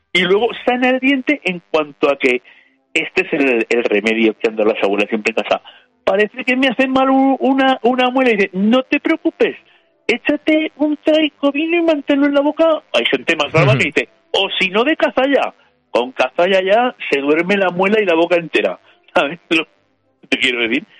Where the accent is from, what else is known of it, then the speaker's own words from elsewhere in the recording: Spain; como españoles